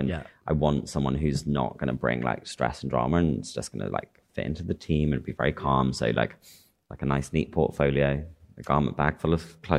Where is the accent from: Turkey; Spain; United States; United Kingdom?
United Kingdom; Chester, North West England; I'm from Chester.